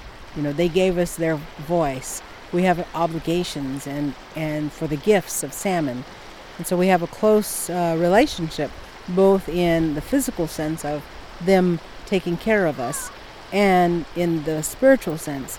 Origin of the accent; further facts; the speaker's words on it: East Bay, California, United States; am the spokesperson for the Confederated Villages of Lashon, and many people know us as Ohlone. I'm from the East Bay, part of the Ohlone people.